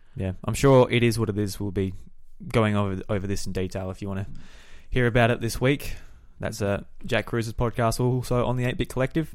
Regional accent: Australia

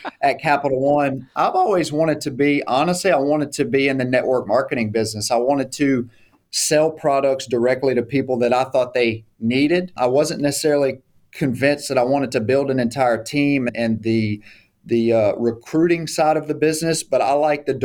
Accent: South Louisiana, United States; moved away as an adult; now in Shreveport, United States; my hometown in South Louisiana. So I'm a Cunass at heart. I'm a South Louisiana boy.

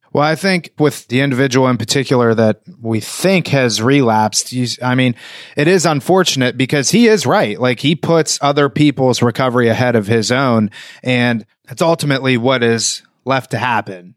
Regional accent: New Castle, Pennsylvania, United States; moved away as an adult; now in South Florida, United States

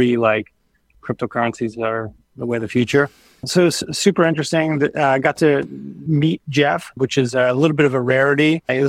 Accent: Lisbon, Portugal; now in United States; I was born and raised in Lisbon in Portugal. And then I moved to the U.S. because my parents became diplomats for Portugal. So we traveled around the world.

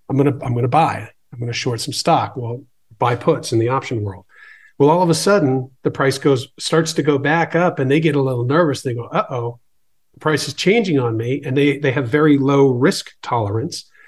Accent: Boston, Massachusetts, United States; I grew up in the Boston area

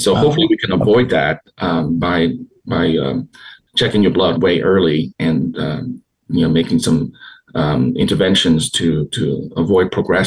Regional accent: Houston, Texas, United States; I grew up here in Houston

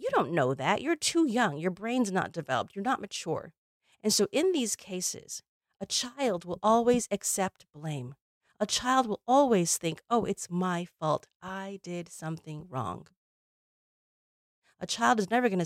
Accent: Illinois, United States; I grew up in Illinois

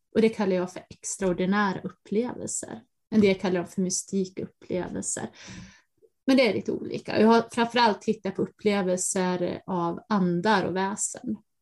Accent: Dalarna County, Sweden; från skogarna i Dalarna där jag växte upp

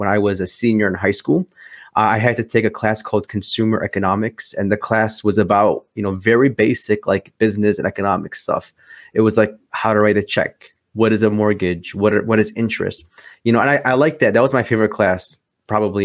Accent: Chicago, Illinois, United States; I'm from Chicago, Illinois, born and raised here, lived here my whole life

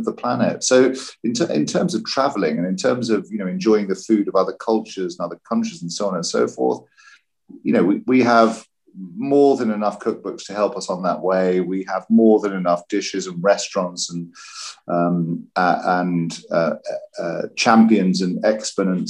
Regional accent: London, United Kingdom; moved away as an adult; now in Venice, Italy; I'm a Brit. I was born in London

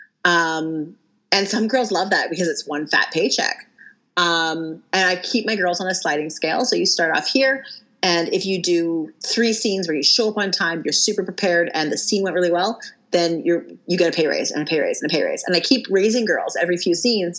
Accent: Canada; I'm from Canada

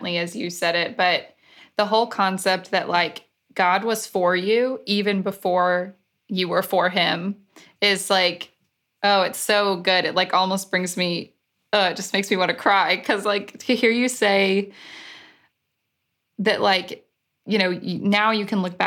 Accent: Alabama, United States; I grew up in Alabama

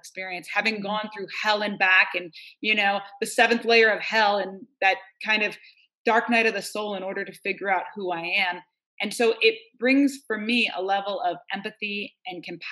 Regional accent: New York, United States; now in Northern California, United States; I'm from New York, and I live out here in Northern California, in the mountains.

